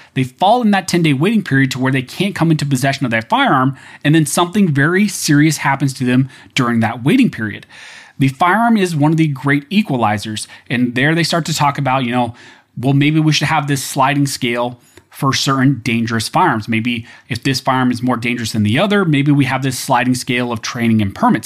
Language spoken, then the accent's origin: English; United States; as an American